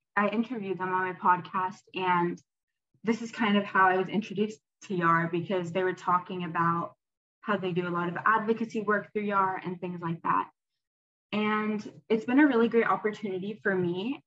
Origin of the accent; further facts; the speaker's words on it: Atlanta, Georgia, United States; I'm a freshman at Duke and I'm from Atlanta, Georgia